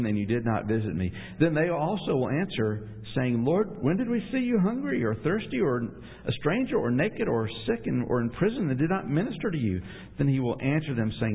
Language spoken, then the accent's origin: English; Atlanta, Georgia, United States; moved away; I'm originally from Atlanta